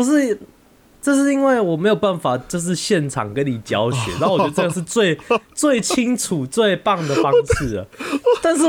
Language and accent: Chinese; Taiwan; 美国人去海边跟去游泳池的习惯跟我们台湾人非非常不一样。